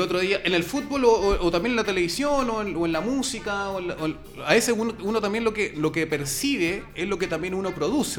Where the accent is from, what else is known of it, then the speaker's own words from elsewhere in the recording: Santiago, Santiago Metropolitan Region, Chile; Somos santiaguinos